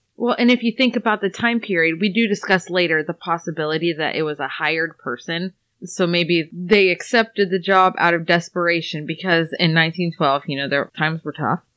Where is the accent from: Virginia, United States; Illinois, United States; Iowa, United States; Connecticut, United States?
Iowa, United States; we're from Iowa